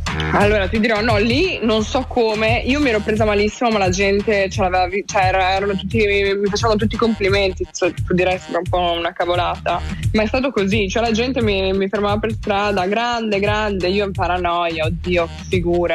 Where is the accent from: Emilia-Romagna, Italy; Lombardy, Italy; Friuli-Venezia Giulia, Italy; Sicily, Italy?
Friuli-Venezia Giulia, Italy; Mia terra, la mia terra natia. Sì. Eh, sì, parlo molto del Friuli, del fatto che comunque io vivevo in un paesino appunto di 3.000 anime